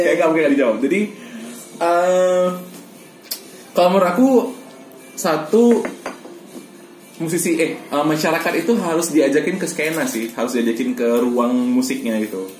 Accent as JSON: {"language": "Indonesian", "town": "Medan", "region": "North Sumatra", "country": "Indonesia", "said": "dari Medan aku"}